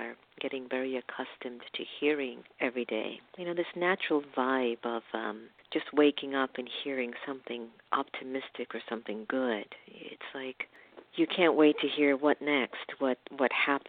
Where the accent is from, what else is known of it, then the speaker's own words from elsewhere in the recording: Miami, Florida, United States; I was raised in Miami